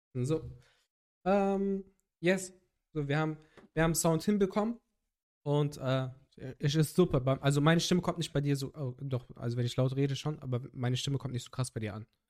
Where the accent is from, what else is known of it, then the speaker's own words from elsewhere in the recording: Cologne, North Rhine-Westphalia, Germany; ich habe äh, den Großteil meiner Kindheit und Jugend in Köln verbracht